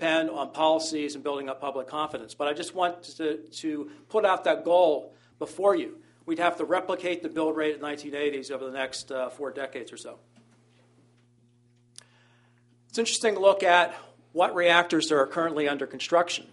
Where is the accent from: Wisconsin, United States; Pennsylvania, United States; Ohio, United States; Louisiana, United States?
Pennsylvania, United States; my home state of Pennsylvania